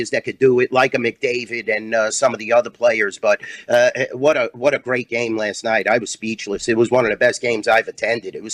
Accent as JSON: {"language": "English", "region": "New York area", "country": "United States", "tie": "born or raised there", "moved": "yes", "lives_now": "Las Vegas, United States", "said": "I'm a Montreal Canadian guy, believe it or not. You know, growing up in the New York"}